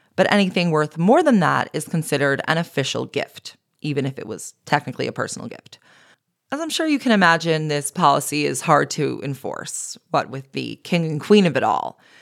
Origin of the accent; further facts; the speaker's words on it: United States; as an American